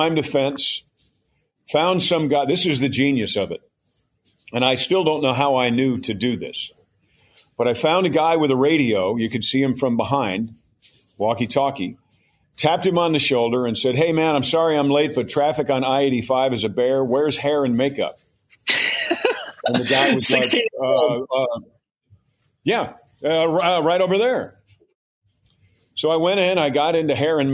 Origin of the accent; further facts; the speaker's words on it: Mount Kisco, New York, United States; moved away; I'm a storyteller who used to go to the double feature on Saturday in Mount Kisco, New York. I'm from New York